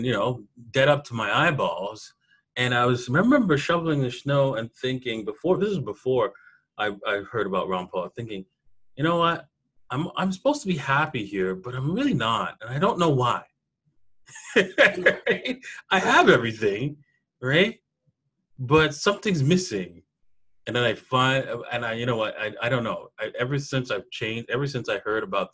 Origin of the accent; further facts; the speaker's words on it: Toronto, Ontario, Canada; I'm from Canada, and I grew up in Toronto